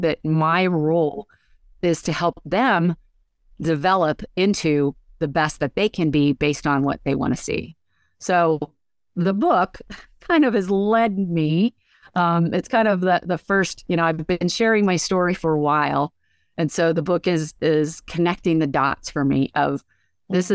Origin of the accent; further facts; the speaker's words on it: Pennsylvania, United States; also born or lived in San Francisco; I'm from Pennsylvania. I live here now